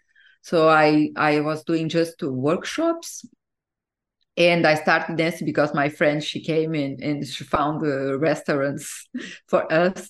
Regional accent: Brazil; moved away as an adult; also born or lived in Portugal / Egypt / New Zealand; now in France; when I moved from Brazil to Portugal, it was when I finished my university.

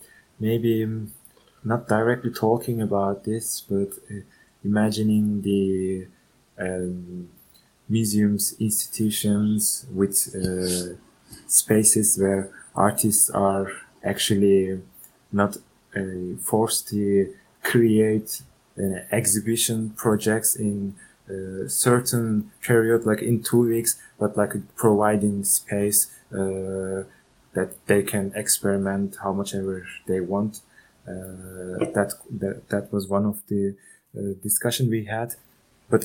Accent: Turkey; English is a second language; So I'm from Turkey, and there's no such a thing, and there's no regulation about artists.

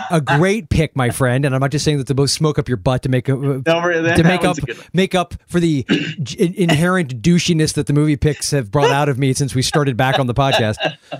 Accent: St. Petersburg, Florida, United States; That movie was shot in my hometown of St. Petersburg, Florida.

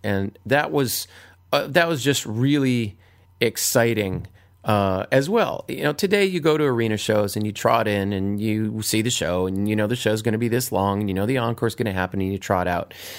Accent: Hawaii, United States; moved away; my years growing up in Hawaii

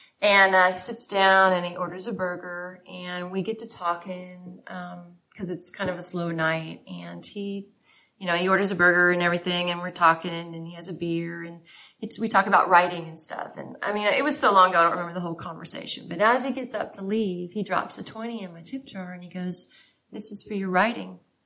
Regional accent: San Diego, California, United States; But that's my actual hometown.

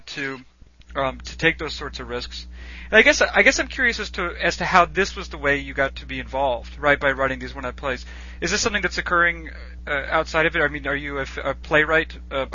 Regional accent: Boston, Massachusetts, United States; growing up in the Boston area

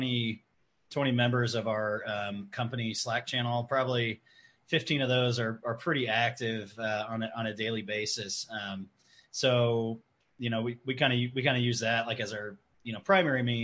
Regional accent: Prescott, Arizona, United States; I'm from Prescott, Arizona

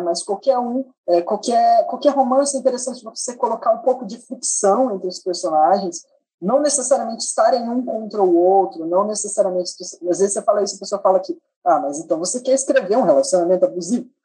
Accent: Mato Grosso do Sul, Brazil; eu sou nascido, criado, crescido, uh, maturado em Mato Grosso do Sul

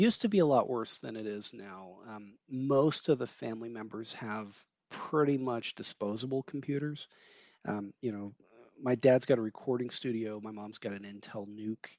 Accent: Georgia, United States; I grew up in Georgia

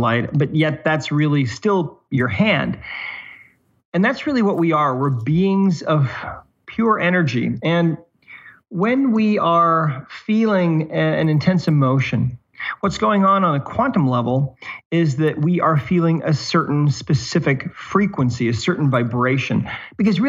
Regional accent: Montana, United States; now in Southern Utah, United States; I live in Southern Utah now. I'm originally from Montana

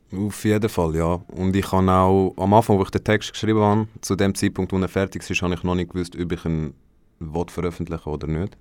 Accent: Mellingen, Aargau, Switzerland; ich bin auch von Mellingen

